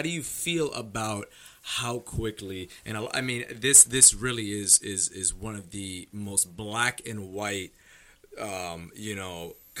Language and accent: English; United States; we're American, right?